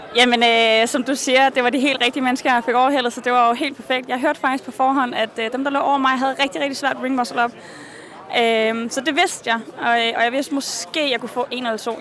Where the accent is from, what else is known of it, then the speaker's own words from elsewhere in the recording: Norway; vi er mange ude fra Norge